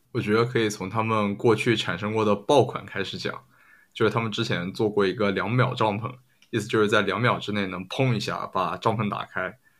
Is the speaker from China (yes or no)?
yes; China; 用我们中国的土话说